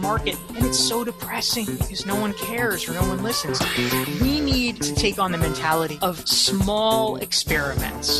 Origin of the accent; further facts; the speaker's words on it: Pinehurst, North Carolina, United States; now in New York, United States; I grew up in a little golf resort called Pinehurst, North Carolina